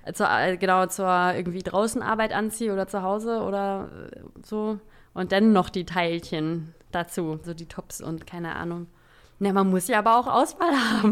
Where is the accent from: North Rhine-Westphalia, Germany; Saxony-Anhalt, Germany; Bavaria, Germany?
Saxony-Anhalt, Germany; now in Berlin, Germany; ich komme aus Sachsen-Anhalt